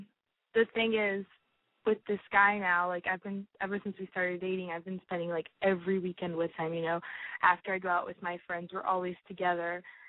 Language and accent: English; Virginia, United States; I'm from Virginia.